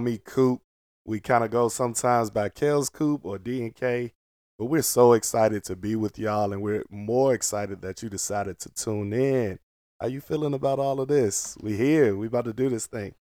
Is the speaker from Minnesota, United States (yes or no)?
no; Portsmouth, Virginia, United States; moved away; also born or lived in Maryland; all my family, we grew up in Portsmouth